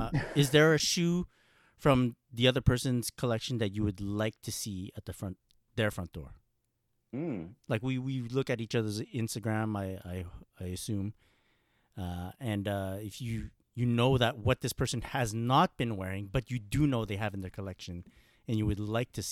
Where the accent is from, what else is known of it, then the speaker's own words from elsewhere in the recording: Oregon, United States; I am from Oregon, by the way.